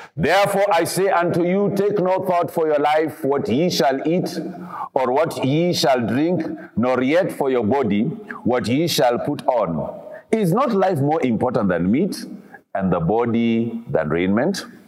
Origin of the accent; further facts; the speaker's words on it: Kisumu, Kisumu County, Kenya; I grew up in Kisumu.